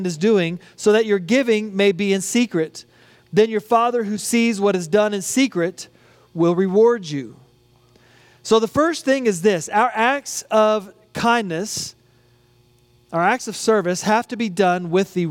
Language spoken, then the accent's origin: English; United States; accent: American; my American accent